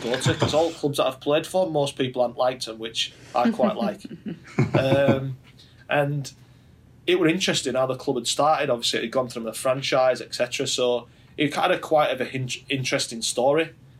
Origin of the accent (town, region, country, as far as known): Yorkshire and the Humber, United Kingdom